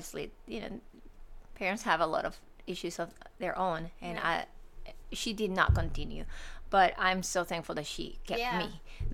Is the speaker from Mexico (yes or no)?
yes; Monterrey, Nuevo León, Mexico; moved away as an adult; now in Georgia, United States; I am from Mexico, from Monterrey, Mexico, and I have been here for 10 years. I came here to Georgia September 2013